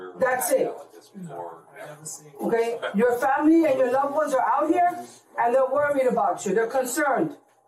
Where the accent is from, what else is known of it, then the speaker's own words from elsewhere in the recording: Paterson, New Jersey, United States; I've been doing this for 20 years. Born and raised in Patterson. I still live here.